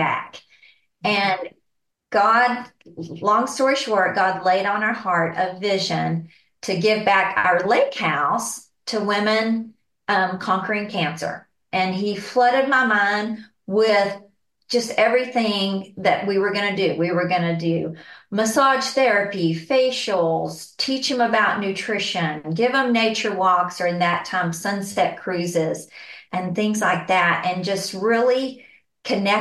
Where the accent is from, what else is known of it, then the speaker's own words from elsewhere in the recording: San Angelo, Texas, United States; I am from San Angelo, Texas, and born and raised here